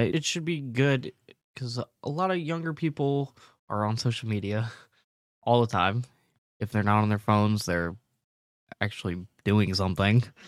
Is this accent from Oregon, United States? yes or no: no; North Carolina, United States; moved away as an adult; now in California, United States; I am from North Carolina. I just moved to California recently.